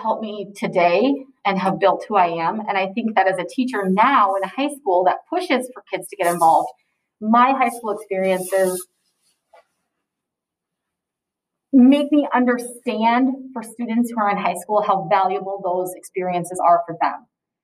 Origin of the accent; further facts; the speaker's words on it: Sioux Center, Iowa, United States; moved away; I'm from Sioux Center, Iowa, originally.